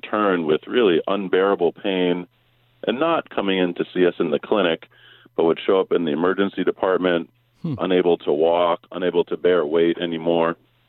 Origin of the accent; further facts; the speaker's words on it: Massachusetts, United States; So I actually grew up in Massachusetts, so more of a Celtics and Patriots fan.